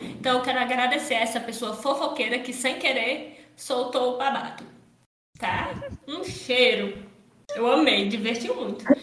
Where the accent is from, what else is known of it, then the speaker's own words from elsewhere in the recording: Paracuru, Ceará, Brazil; eu sou de Paracuru, então eu e meu irmão a gente iria sair daqui de Paracuru